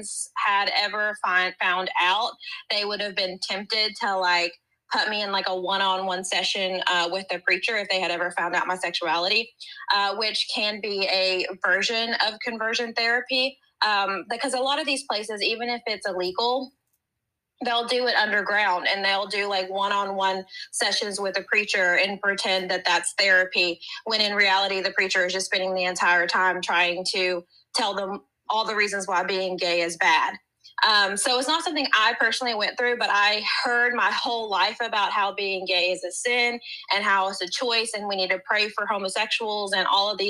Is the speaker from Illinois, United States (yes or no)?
no; Southern West Virginia, United States; I am from West Virginia, so we pretend we're the South, and we're not. But I am from Southern West Virginia